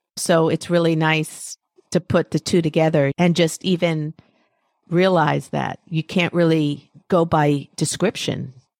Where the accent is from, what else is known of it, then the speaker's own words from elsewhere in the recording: United States; I'm very American. I'm talking to you from New York.